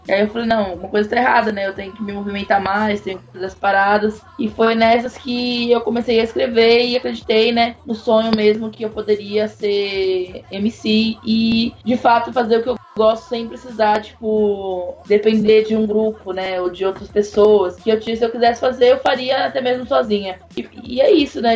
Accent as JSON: {"language": "Portuguese", "town": "São Carlos", "region": "São Paulo", "country": "Brazil", "said": "eu sou do interior de São Paulo, numa cidade chamada São Carlos"}